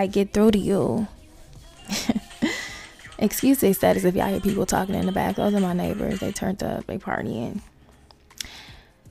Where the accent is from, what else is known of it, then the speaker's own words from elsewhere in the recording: West Coast, United States; That's who I am, from the West Coast